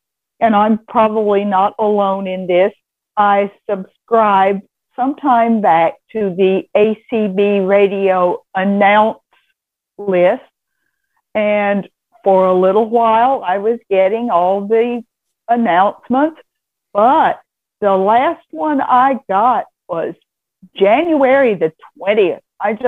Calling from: Vestavia, Alabama, United States; I am from a place no one has heard of unless they live here. I live in Vestavia, Alabama.

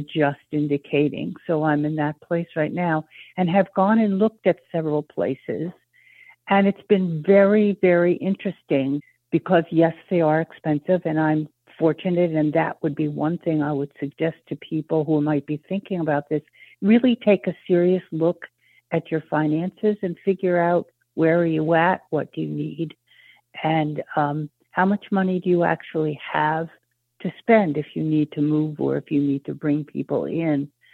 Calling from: Maine, United States; I'm calling from Maine.

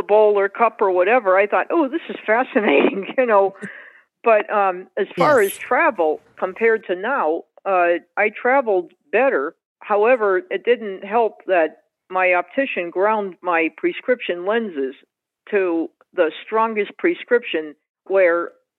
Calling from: Springfield, Massachusetts, United States; I'm calling from Springfield, Massachusetts.

